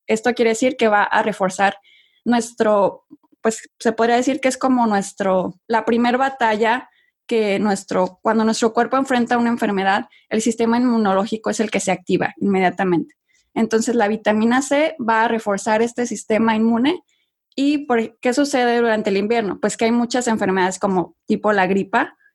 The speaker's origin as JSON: {"language": "Spanish", "country": "Mexico", "also_born_or_lived": "Monterrey, Mexico / London, United Kingdom", "moved": "as an adult", "lives_now": "United States", "said": "yo soy de México, como bien lo dices, originaria de México."}